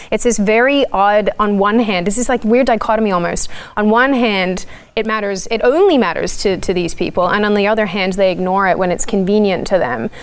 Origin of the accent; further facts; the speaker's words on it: Australia; moved away as an adult; also born or lived in Washington, D.C., United States; now in United States; an Aussie who's moved to the US